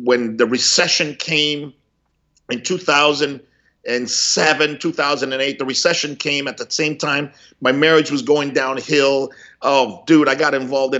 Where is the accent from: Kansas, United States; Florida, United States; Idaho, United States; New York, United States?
Florida, United States; Miami; also born or lived in Cuba; growing up in Miami in the 70s